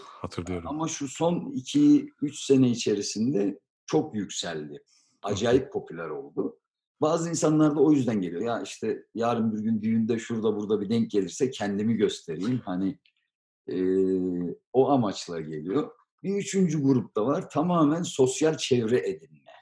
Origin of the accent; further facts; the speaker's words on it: Turkey; now in Germany; Biz Türkiye'de doğduk, büyüdük